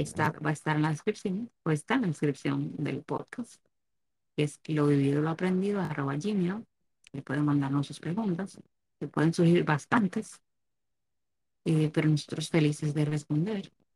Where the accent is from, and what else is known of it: Dominican Republic